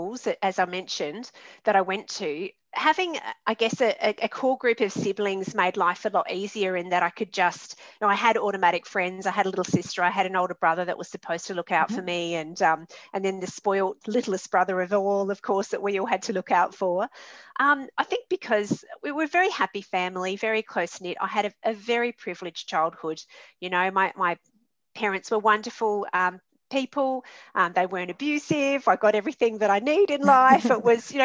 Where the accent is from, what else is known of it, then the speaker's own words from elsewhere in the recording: Adelaide, South Australia, Australia; also born or lived in Sydney / Darwin; in my city, in my hometown, Adelaide